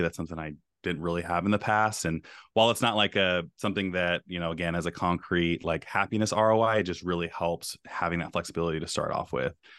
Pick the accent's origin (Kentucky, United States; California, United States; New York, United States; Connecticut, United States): California, United States; Bay Area; now in Beaverton, Oregon, United States; I'm from the Bay Area.